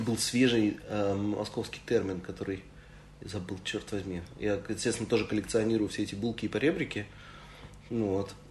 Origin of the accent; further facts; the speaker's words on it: Saint Petersburg, Russia; moved away; also born or lived in Moscow; Одновременно я как бы, петербуржец и москвич. Ну вот. Но не получается на самом деле, потому что в Москве я все время петербуржец, а в Петербурге я все время москвич